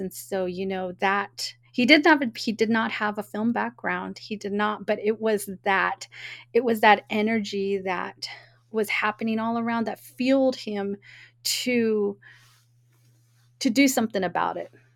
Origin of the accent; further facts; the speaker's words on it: Oakland, California, United States; I was born and raised in Oakland